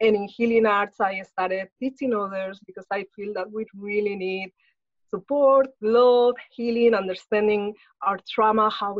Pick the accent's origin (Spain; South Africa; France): Spain; moved away as an adult; now in Los Angeles, United States; I was born in Spain, so that's where I grew up, and I lived most of my life.